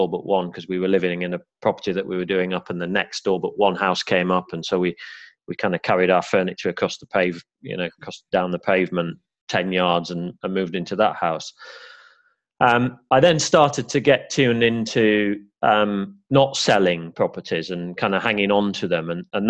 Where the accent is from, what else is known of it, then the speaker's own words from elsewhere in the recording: Yorkshire and the Humber, United Kingdom; accent: Yorkshire; I've kind of lost my Yorkshire accent now, but I am a Yorkshire lad born and bred, and bought my first terraced house in Barnsley